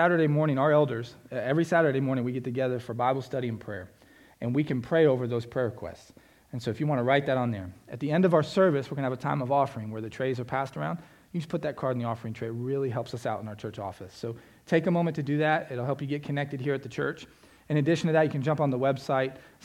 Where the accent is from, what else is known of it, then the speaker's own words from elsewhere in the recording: South Florida, United States; I grew up in South Florida on the beach